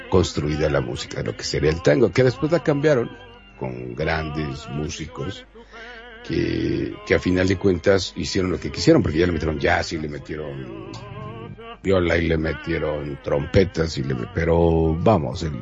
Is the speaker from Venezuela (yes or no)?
no; Uruguay; yo que soy uruguayo, te puedo decir, bueno, pues nada, es